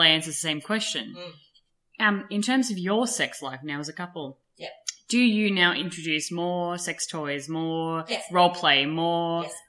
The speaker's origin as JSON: {"language": "English", "region": "Scotland", "country": "United Kingdom", "said": "We are from Scotland, so."}